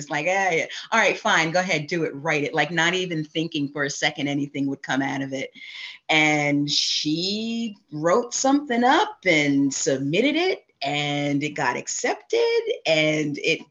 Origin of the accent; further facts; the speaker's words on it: East Coast, United States; moved away as an adult; now in California, United States; I grew up in on the East Coast